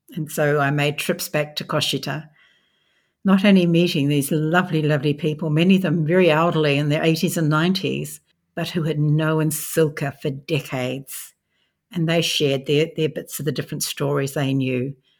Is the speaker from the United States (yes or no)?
no; Australia; I'm an Australian